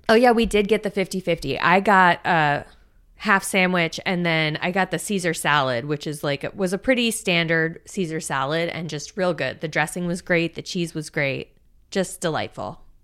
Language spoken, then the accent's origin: English; South Florida, United States; I grew up in South Florida.